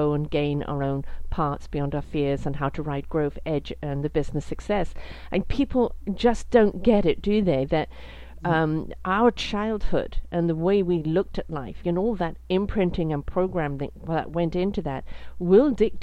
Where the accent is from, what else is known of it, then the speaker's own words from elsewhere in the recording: United Kingdom; I'm British